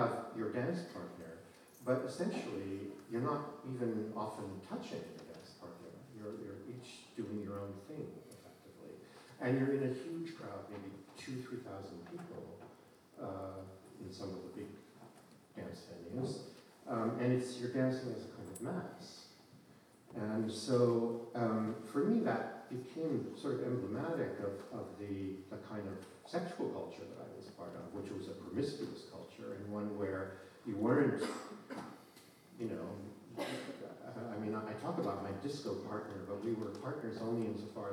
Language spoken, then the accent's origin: English; Idaho, United States; I grew up in Idaho